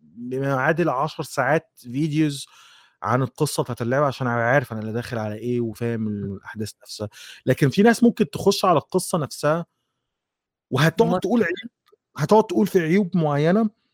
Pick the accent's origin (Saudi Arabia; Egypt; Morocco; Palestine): Egypt; وفي مجله كانت عندنا عندنا في مصر كانت اسمها لغه العصر